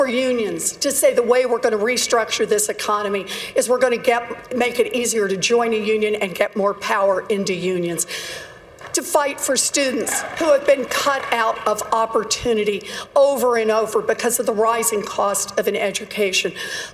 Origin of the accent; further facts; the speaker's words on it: Oklahoma, United States; moved away; I grew up out in Oklahoma